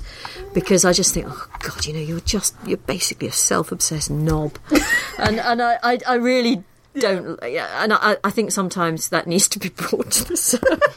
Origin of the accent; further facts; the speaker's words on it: Liverpool, North West England, United Kingdom; moved away as an adult; I grew up in Liverpool